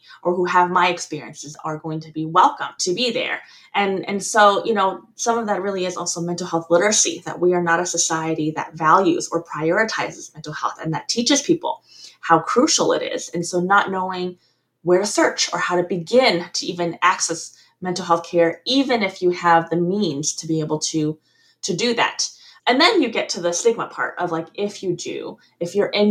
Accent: California, United States; also born or lived in Taiwan / Deep South, United States; I'm back actually in California, my home state

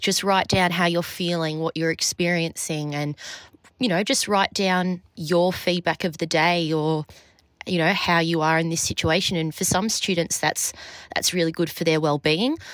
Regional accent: Australia; moved away as an adult; also born or lived in Berlin, Germany; being in Berlin as an Australian who didn't have a European passport

